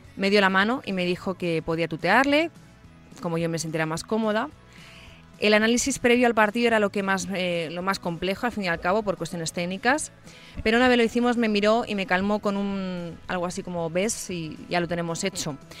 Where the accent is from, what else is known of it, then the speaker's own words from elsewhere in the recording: Catalonia, Spain; yo que soy catalana